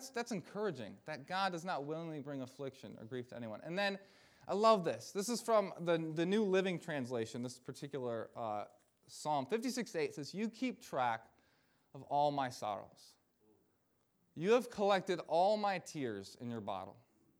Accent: Michigan, United States; this was when I was in campus ministry back in my home state of Michigan

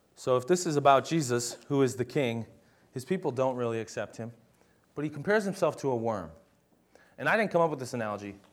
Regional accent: United States

